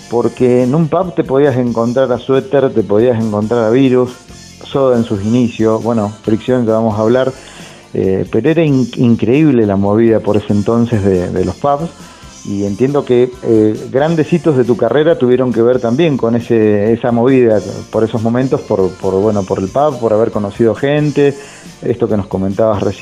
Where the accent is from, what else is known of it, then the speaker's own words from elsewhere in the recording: San Rafael, Mendoza, Argentina; Nosotros, yo transcurrió mi adolescencia, infancia, adolescencia en San Rafael, en una ciudad de Mendoza, el sur de Mendoza, tal vez la conozcas.